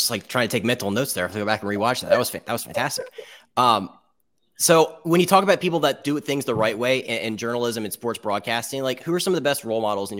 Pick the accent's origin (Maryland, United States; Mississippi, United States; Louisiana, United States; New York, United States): Maryland, United States; I'm from Maryland